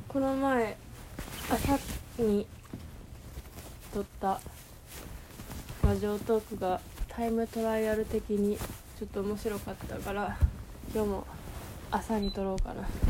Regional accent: Osaka, Japan; accent: Kansai dialect; 私も大阪に住んでたので

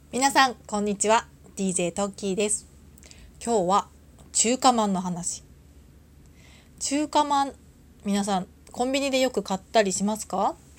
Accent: Tohoku, Japan; moved away as an adult; also born or lived in Tokyo; now in Kyushu, Japan; 私もともと東北の出身ででその後東京に大学で出てきて

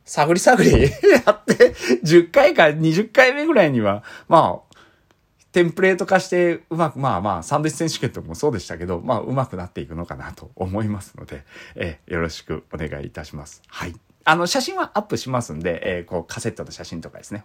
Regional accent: Iizuka, Fukuoka, Japan; 僕が飯塚で育った

